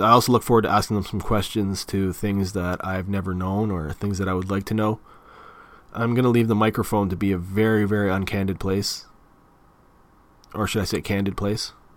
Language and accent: English; Mississauga, Ontario, Canada; accent: Canadian; also born or lived in Clarkson / Toronto; I was born in Port Credit, Mississauga, which is pretty close to Toronto